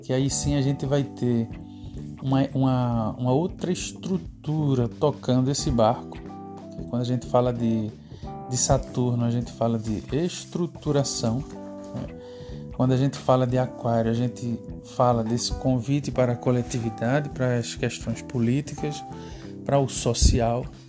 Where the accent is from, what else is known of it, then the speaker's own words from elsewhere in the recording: Recife, Pernambuco, Brazil; eu sou cá de Recife